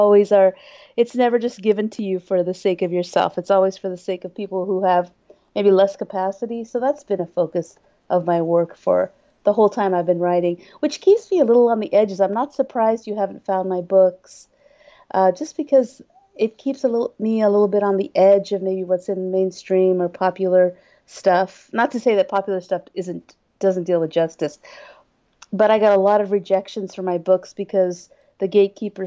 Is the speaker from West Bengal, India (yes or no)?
yes; Kolkata, West Bengal, India; moved away; I was born in Kolkata, India